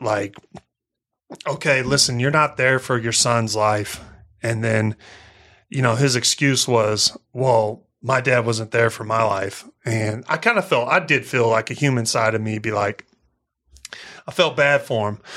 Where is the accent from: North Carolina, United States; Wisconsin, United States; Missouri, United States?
Missouri, United States; I'm from Missouri. I'm from the country